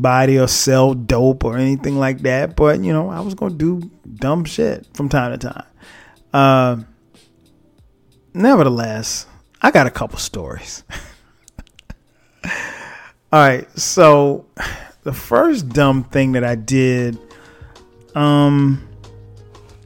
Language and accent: English; Florence, South Carolina, United States; now in Atlanta, United States; I was recently home, back in my hometown, Florence, South Carolina